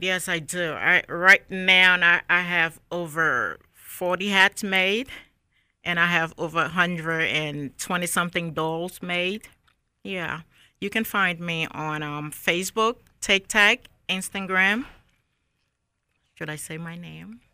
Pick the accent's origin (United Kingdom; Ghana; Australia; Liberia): Liberia; Monrovia, Montserrado; moved away as an adult; also born or lived in Newark, New Jersey; now in Raleigh, United States; I was born and raised in Monrovia, Liberia.